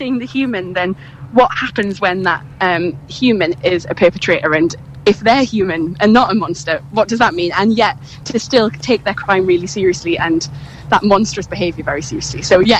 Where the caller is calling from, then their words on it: Cambridge, East of England, United Kingdom; I'm just standing on King's Parade in Cambridge, so it's very idyllic.